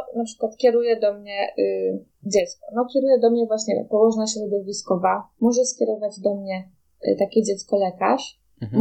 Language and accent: Polish; Poland; now in Denmark; u nas w Polsce, u nas w Danii